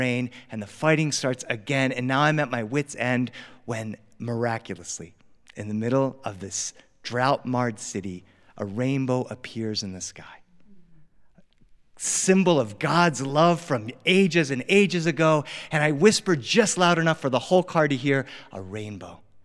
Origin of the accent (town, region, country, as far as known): Delaware, United States; born or raised there; now in Los Angeles, United States